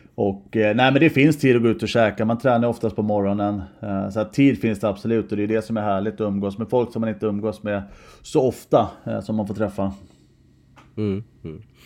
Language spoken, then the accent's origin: Swedish; Stockholm, Stockholm County, Sweden; also born or lived in Huddinge; Jag är ju från Sätra så jag är ju Mälarhöjden Breding bo från början